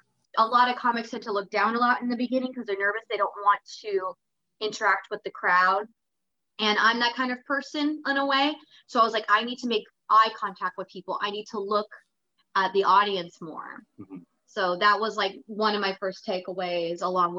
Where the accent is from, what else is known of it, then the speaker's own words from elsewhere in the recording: Phoenix, Arizona, United States; moved away as an adult; also born or lived in Los Angeles / San Diego / Japan; now in Stockton, United States; I'm originally from Phoenix